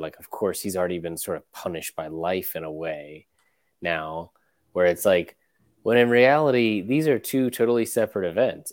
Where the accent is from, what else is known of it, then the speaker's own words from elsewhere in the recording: United States; as an American fan